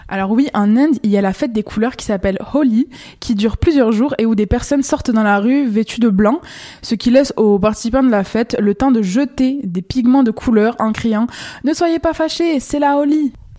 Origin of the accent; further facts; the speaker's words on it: Quebec, Canada; chez nous au Québec